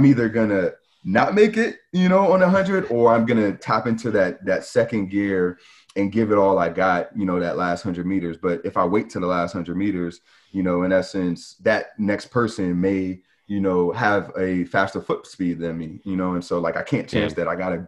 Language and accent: English; Charlotte, North Carolina, United States; also born or lived in New York; So I'm actually originally from New York, but I did grow up in Charlotte.